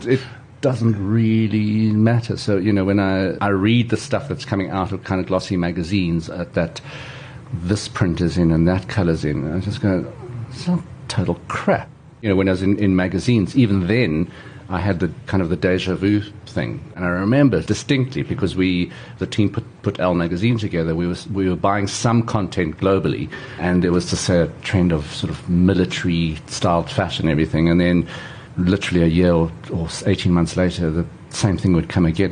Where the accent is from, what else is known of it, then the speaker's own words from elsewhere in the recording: South Africa; my family has been in South Africa since the late 19th century.